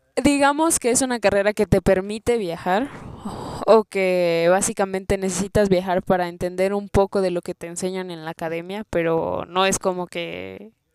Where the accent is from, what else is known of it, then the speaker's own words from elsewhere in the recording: Chilpancingo, Guerrero, Mexico; now in Mexico City, Mexico; Vengo de Guerrero, de Chilpancingo específicamente.